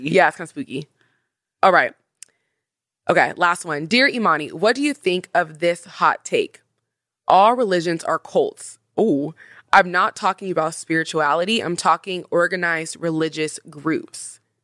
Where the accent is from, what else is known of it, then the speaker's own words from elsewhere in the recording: Washington, United States; I'm from Washington